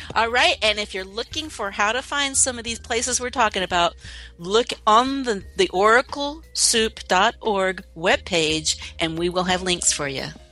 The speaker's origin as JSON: {"language": "English", "region": "Texas", "country": "United States", "tie": "born or raised there", "accent": "southern", "moved": "as an adult", "lives_now": "Oregon, United States", "said": "I grew up in Texas, but I haven't lived there for probably oof, over half my life now"}